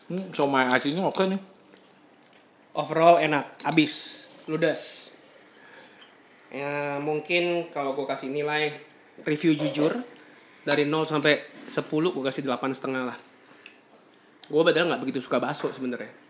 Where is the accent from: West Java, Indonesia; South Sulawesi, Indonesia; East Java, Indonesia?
West Java, Indonesia; Iya kalau gue sih orang Sunda